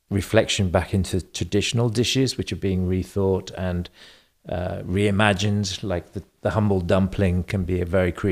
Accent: England, United Kingdom; born there; accent: slight German; also born or lived in Germany; Um, I was born in England. Um, I spent 10 years living in Germany, so I have a slight German accent.

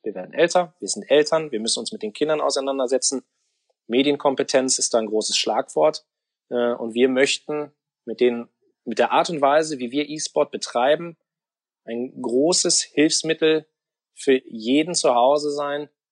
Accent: Kerpen, North Rhine-Westphalia, Germany; also born or lived in Cologne; ich habe Mitte der neunziger Jahre Abitur gemacht, hier in, äh, im Kölner Raum in Kerpen

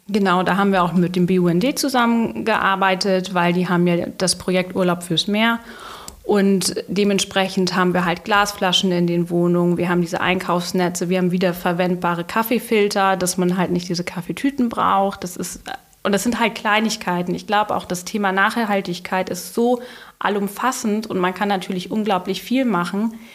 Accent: Dahme, Schleswig-Holstein, Germany; ich bin in Oldenburg geboren und bin in Dahme aufgewachsen

